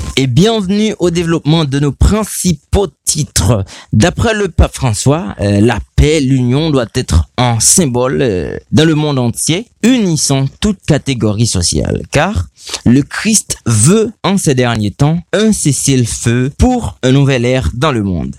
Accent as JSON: {"language": "French", "country": "Haiti", "said": "chez nous en Haïti"}